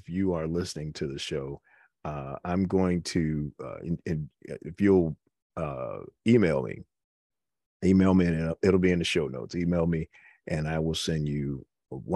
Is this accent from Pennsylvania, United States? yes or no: no; New York City, New York, United States; moved away; raised in the Bronx when I was coming up